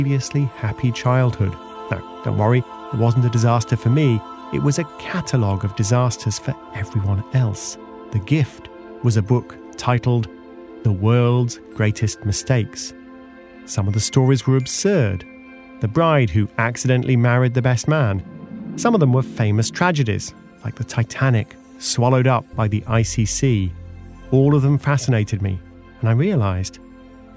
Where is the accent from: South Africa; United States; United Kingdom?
United Kingdom; the UK, my home country